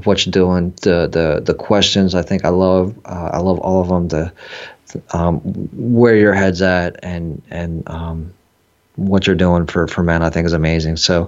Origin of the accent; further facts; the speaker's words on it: San Francisco, California, United States; I was born in San Francisco, you know, straight out of the 70s, had the hippie mom